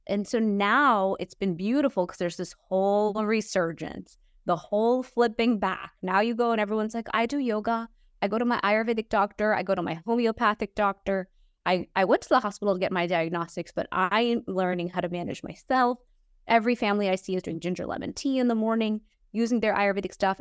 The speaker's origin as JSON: {"language": "English", "town": "Houston", "region": "Texas", "country": "United States", "tie": "born or raised there", "said": "I was born in Houston, Texas"}